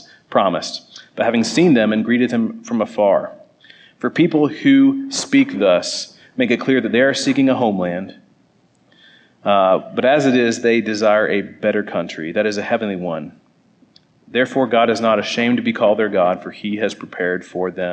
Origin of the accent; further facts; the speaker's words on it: Southeast Iowa, United States; I'm from Southeast Iowa, I lived in the country most of my life. We moved back there